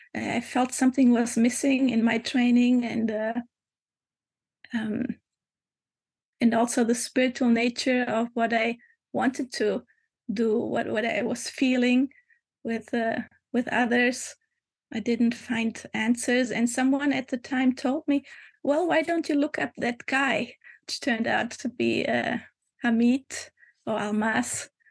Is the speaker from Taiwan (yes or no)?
no; Germany; moved away as an adult; also born or lived in Hamburg, Germany / Lisbon, Portugal; now in Portugal; I was born in Germany, mm. um, 50 some 54 years ago, and um, and I lived there for about uh, 20 years